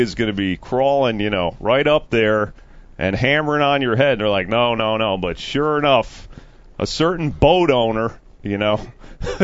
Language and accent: English; New Jersey, United States; I'm from North Jersey, right? And that is metro New York. I'm not near New York, but, you know, I grew up kind of outside the city in a weird way